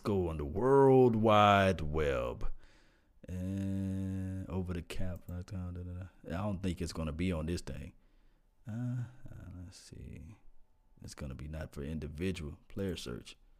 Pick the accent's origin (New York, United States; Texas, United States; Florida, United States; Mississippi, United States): Mississippi, United States; I'm from Mississippi